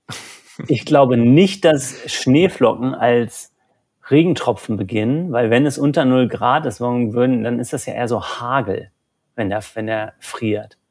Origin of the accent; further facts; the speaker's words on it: Germany; Bei uns in Deutschland